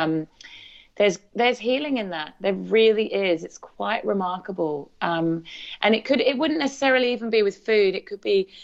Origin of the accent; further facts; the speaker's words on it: English countryside, England, United Kingdom; moved away as an adult; also born or lived in Newtown, Sydney, Australia; now in Australia; I grew up in the English countryside